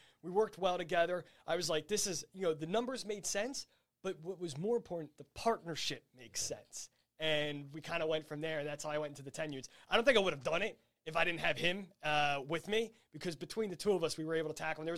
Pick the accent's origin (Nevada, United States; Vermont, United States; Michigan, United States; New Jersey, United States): New Jersey, United States; also born or lived in Washington, D.C.; I'm from South Jersey